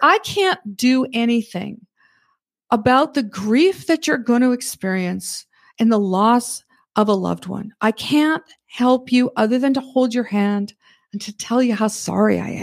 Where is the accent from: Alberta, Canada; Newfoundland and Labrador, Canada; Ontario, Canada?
Alberta, Canada; Red Deer; moved away as an adult; also born or lived in Nebraska / California; now in Northwest Arkansas, United States; I was born and raised in Red Deer, Alberta, Canada